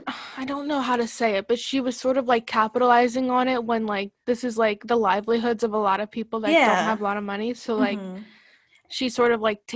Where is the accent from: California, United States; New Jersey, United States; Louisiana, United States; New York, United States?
New Jersey, United States; I am from New Jersey